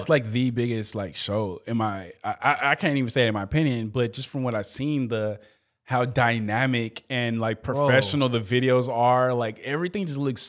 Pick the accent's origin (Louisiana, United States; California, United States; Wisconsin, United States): California, United States; Compton; I was raised in Compton. Compton is, yes, it's not a nice area, but it's actually a nice area compared, like, cleanliness-wise. But when I was a kid, it was a lot of gangbanging and stuff like that.